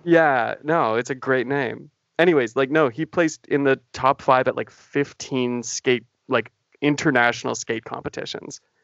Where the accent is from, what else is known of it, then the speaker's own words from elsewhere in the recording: Canada; being a Canadian